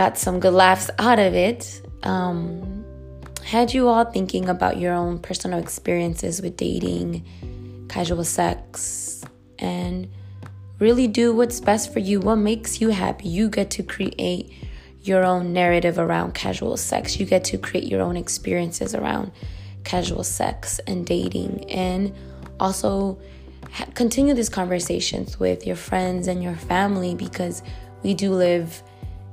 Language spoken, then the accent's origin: English; Portland, United States; moved away as an adult; now in Madrid, Spain; Portland because that is my hometown, and here in Madrid where I am living.